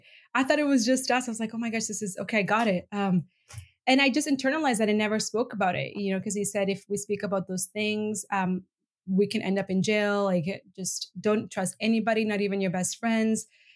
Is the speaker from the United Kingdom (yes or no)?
no; Venezuela; also born or lived in Bolivia / Middle East; Because I'm originally from Venezuela and Bolivia, authoritarian regimes, grew up in the Middle East, authoritarian regimes.